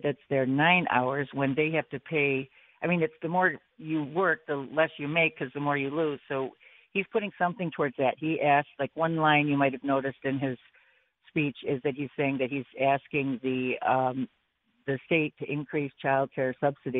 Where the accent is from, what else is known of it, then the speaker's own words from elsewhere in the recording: Buffalo, New York, United States; now in Amherst, United States; I grew up in Buffalo, live in Amherst for 20 some years